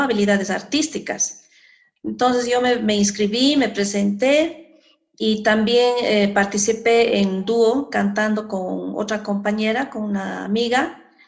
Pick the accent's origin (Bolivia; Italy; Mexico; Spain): Bolivia; Sucre, Chuquisaca; ya fui como ñusta chuquisaqueña a representar a Chuquisaca en el festival en Cochabamba